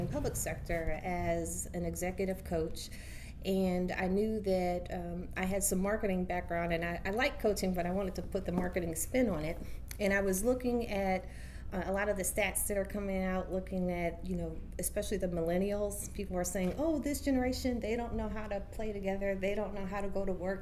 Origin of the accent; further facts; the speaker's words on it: Ohio, United States; moved away as an adult; now in Baltimore, United States; I'm actually from Ohio, OH